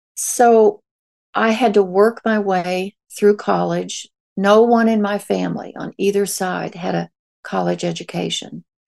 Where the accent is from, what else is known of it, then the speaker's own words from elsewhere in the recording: Ozarks of Missouri, United States; moved away as an adult; also born or lived in New Orleans; I grew up in the Ozarks of Missouri as a very poor hillbilly.